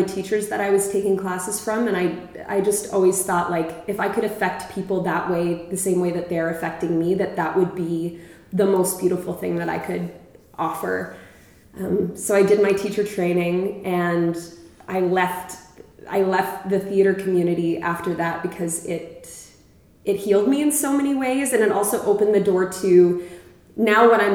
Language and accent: English; Regina, Saskatchewan, Canada; now in Prince Edward County, Canada; I grew up in Regina, Saskatchewan